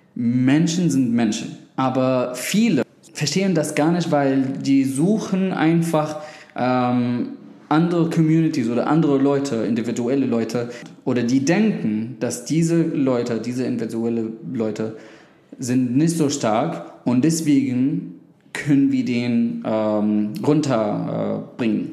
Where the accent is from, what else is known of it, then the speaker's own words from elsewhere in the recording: Syria; German is a second language; now in Berlin, Germany; ich komme ähm, aus Syrien